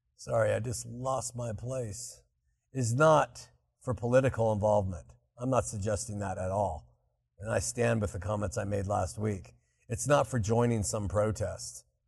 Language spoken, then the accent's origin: English; Southern California, United States; growing up in Southern California